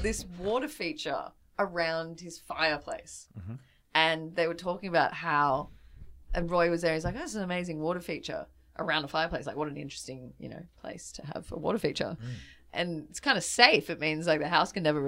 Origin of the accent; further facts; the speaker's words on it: Byron Bay, New South Wales, Australia; I grew up in Byron Bay, so I was surrounded by hardcore music, like most coastal town people in that era